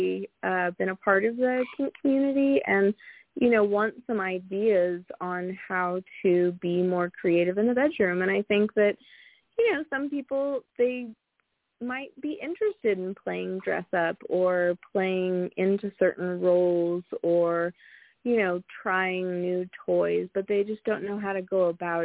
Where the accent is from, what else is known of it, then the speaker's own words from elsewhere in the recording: San Francisco Bay Area, California, United States; I grew up in the San Francisco Bay Area